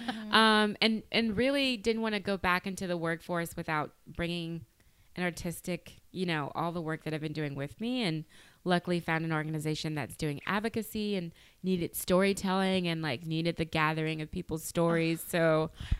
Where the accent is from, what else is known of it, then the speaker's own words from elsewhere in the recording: Opelousas, Louisiana, United States; growing up in Opelousas, because my classmates were getting pregnant around me